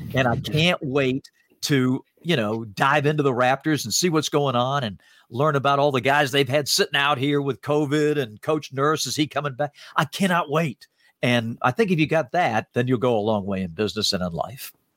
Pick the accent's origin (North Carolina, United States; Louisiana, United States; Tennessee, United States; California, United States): North Carolina, United States; Salisbury; my story growing up in Salisbury, North Carolina